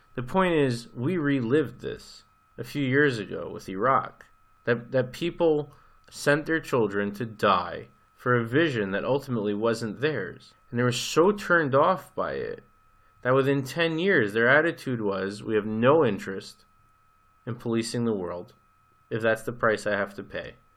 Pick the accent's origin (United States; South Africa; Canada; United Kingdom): United States; you and I grew up in America